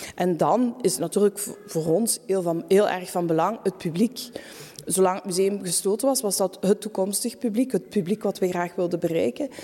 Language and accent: Dutch; Tongeren, Flanders, Belgium; moved away as an adult; also born or lived in Antwerp; ben ik terug naar mijn geboortestad gegaan, Tongeren